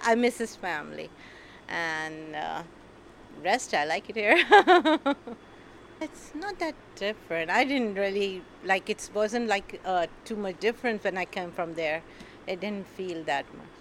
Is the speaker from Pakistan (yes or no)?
yes; Pakistan; moved away as an adult; now in New York, United States; I'm from Pakistan.